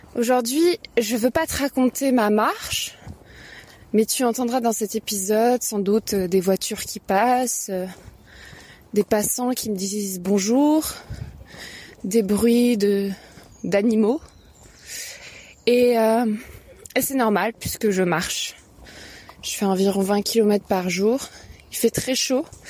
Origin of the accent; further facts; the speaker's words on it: Paris, Île-de-France, France; je suis une bonne parisienne bourgeoise